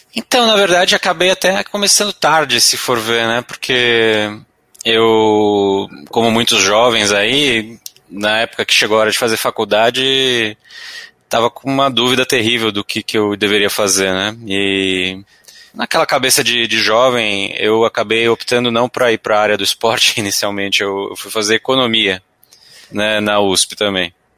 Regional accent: São Paulo, Brazil; sou paulistano aqui. Nascido ali no Vila Mariana, Ipiranga, aquela região lá. Estudei no, no Arquidiocesano

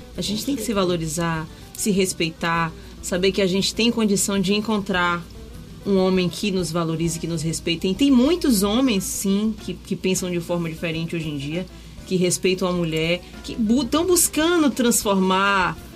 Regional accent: Salvador, Bahia, Brazil; eu sou nativa de Itapuã, né? Nasci em Itapuã, moro na mesma casa desde que eu nasci

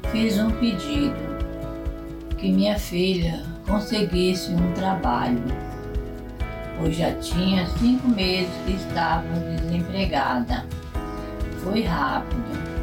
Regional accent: Nova Venécia, Espírito Santo, Brazil; sou do interior de Nova Venécia, Espírito Santo.

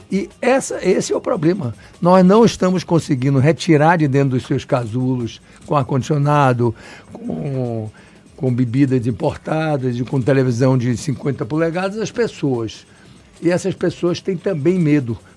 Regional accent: Salvador, Bahia, Brazil; eu sou nascido e criado aqui em Salvador, chamado Baiano da Gema.

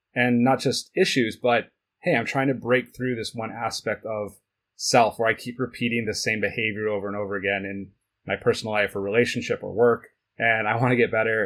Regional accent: United States; also born or lived in Switzerland; dad's side of the family is Swiss, but I, I grew up in the United States.

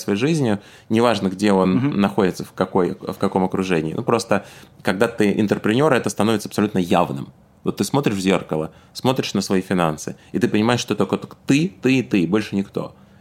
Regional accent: Tashkent, Uzbekistan; moved away; я работал в Ташкенте, откуда я родом

